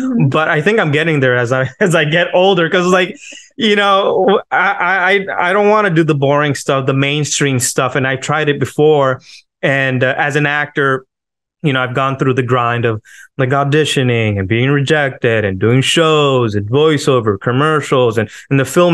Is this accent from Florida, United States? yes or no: yes; Miami, Florida, United States; from Miami, Florida.